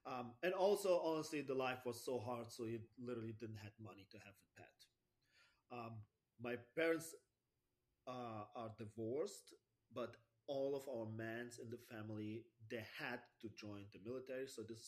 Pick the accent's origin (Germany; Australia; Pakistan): Germany; English is a second language; also born or lived in Russia; I was born in Russia, and I was living there since I was 5. Then we moved all together back to Germany. And this is why I live in Germany since 30 years.